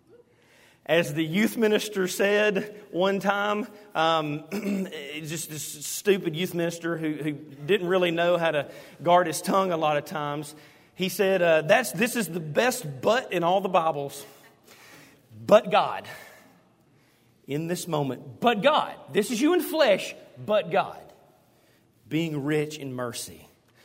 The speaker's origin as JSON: {"language": "English", "town": "Hueytown", "region": "Alabama", "country": "United States", "tie": "born or raised there", "said": "growing up in Hueytown, we went to Taney Hill"}